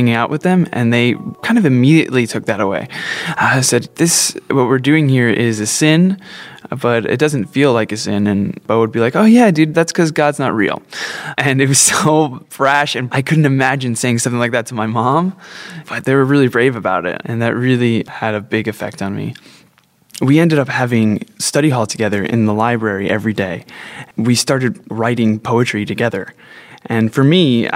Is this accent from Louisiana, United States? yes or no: no; New Jersey, United States; Growing up in New Jersey